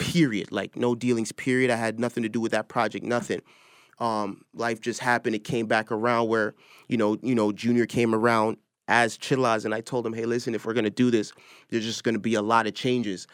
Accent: Toronto, Ontario, Canada; I'm from Toronto

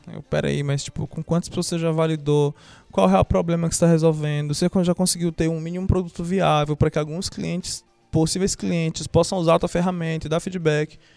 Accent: Fortaleza, Ceará, Brazil; moved away as an adult; also born or lived in Teresina, Piauí; now in São Paulo, Brazil; Nasci aqui em Teresina, cresci em Fortaleza, atualmente moro em São Paulo

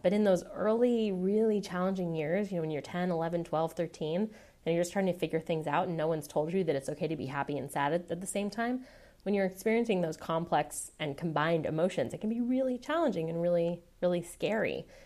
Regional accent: Seattle, Washington, United States; moved away as an adult; now in San Francisco, United States; I was born and raised in Seattle. I was there until I was eighteen, and then I went away to college.

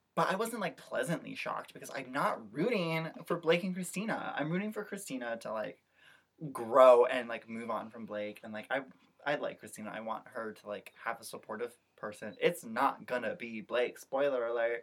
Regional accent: Midwest, United States; I'm a Midwesterner

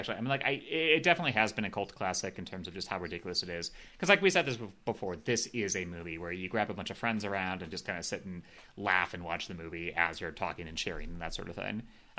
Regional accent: Midwest, United States; I grew up in the Midwest.

